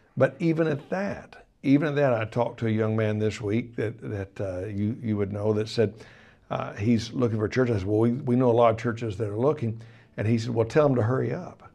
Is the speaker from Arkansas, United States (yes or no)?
yes; Arkansas, United States; moved away as an adult; also born or lived in Colorado / Tulsa, Oklahoma; I was from Arkansas